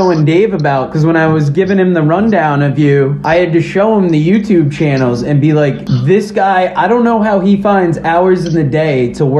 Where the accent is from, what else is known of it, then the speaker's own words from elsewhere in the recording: New England, United States; we're from the New England area